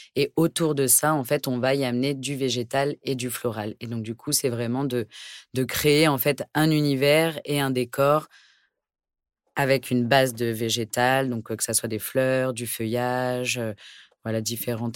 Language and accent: French; Pantin, Île-de-France, France; J'ai grandi à Pantin, donc en région parisienne